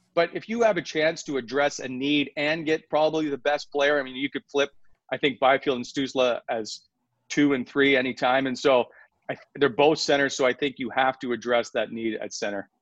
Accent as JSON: {"language": "English", "town": "Fredericton", "region": "New Brunswick", "country": "Canada", "tie": "born or raised there", "also_born_or_lived": "Halifax", "moved": "as an adult", "said": "I grew up in New Brunswick"}